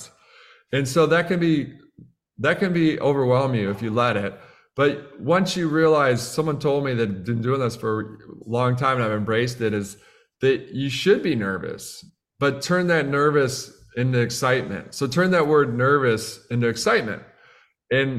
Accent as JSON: {"language": "English", "region": "Midwest", "country": "United States", "also_born_or_lived": "Boston", "moved": "as an adult", "lives_now": "Austin, United States", "said": "We're from the Midwest"}